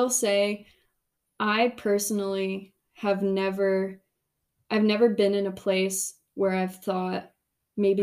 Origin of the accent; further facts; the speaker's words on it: Indiana, United States; growing up in Indiana